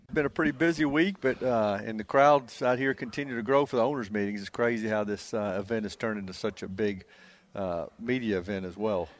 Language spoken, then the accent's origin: English; Nashville, Tennessee, United States; I'm from Nashville. I grew up in Nashville